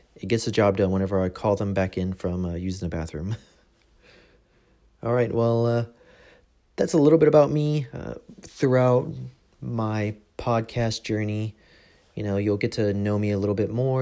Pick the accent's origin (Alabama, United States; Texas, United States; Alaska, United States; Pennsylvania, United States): Texas, United States; San Antonio; moved away as an adult; now in England, United Kingdom; I was born in San Antonio, Texas.